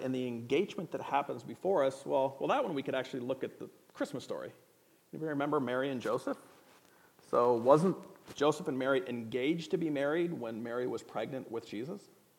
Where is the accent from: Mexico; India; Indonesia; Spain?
Indonesia; I grew up in a different culture, so I brought a few props from that culture. I grew up in Indonesia